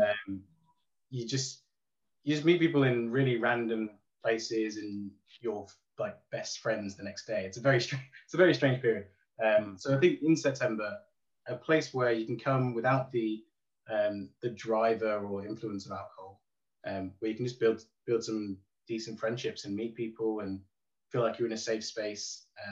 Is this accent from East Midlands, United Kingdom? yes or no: yes; Derby, East Midlands, United Kingdom; I'm from Derby.